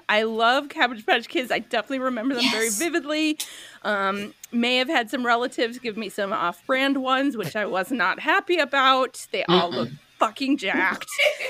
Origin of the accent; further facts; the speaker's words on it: Minneapolis, Minnesota, United States; I'm from Minneapolis.